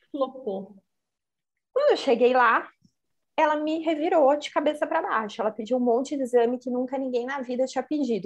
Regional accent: Assis, São Paulo, Brazil; eu sou de Assis

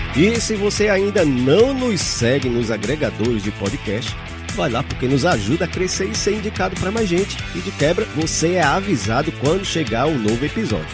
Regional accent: Recife, Pernambuco, Brazil; now in Paraíba, Brazil; lá na minha terra, lá em Recife

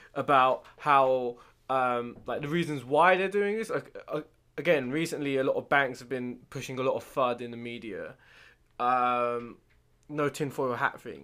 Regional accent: United Kingdom; we're British

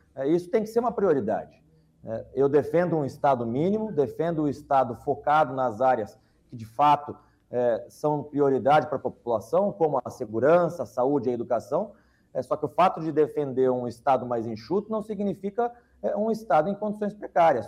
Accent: Londrina, Paraná, Brazil; na cidade de Londrina, minha cidade natal

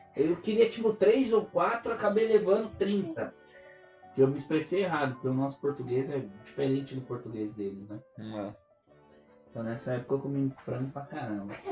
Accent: Atibaia, São Paulo, Brazil; moved away as an adult; now in Canada; eu sou de Atibaia, que também é interior de São Paulo

